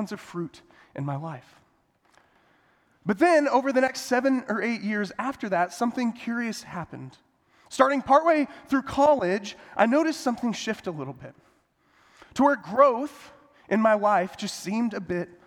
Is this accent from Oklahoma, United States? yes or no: no; Sterling, Kansas, United States; I actually grew up in a town called Sterling, Kansas, right in the middle of Kansas